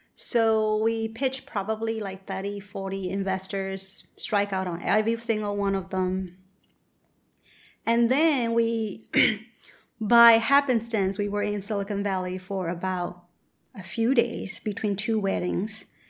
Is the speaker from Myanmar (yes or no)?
yes; Myanmar; moved away; I'm originally from Burma